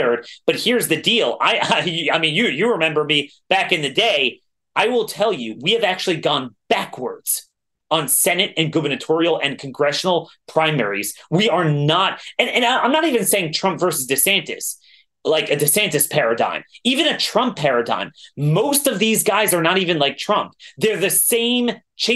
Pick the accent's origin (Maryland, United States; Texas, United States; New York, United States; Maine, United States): Maryland, United States; I'm from Maryland